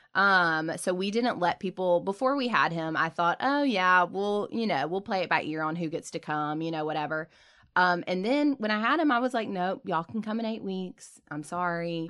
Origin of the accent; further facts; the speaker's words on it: the South, United States; we grew up in the South.